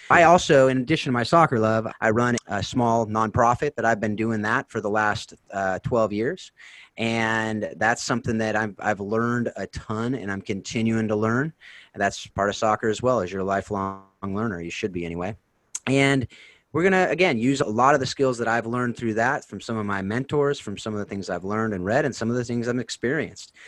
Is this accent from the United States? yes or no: yes; Southern California, United States; I'm actually from South California, which is a little different and a different accent